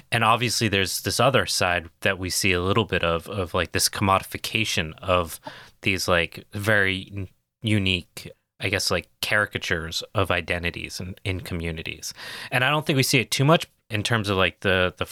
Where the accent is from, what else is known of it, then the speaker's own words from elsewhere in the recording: New England, United States; accent: New England; So I'm from New England. My parents have very thick accents